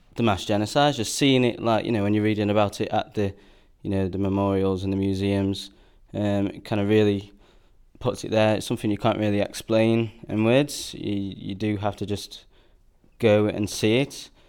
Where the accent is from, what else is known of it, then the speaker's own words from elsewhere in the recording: Stoke-on-Trent, West Midlands, United Kingdom; I'm from Stoke um, and a musician.